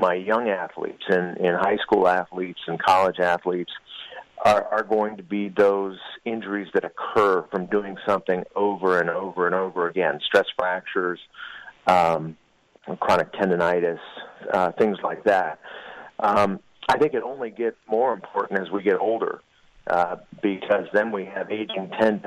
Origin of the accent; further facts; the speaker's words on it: Arizona, United States; moved away as an adult; now in Colorado Springs, United States; I did my medical school in my home state of Arizona